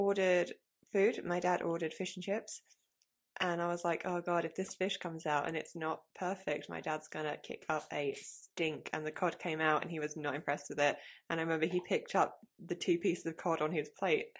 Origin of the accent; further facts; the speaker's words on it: England, United Kingdom; I'm from England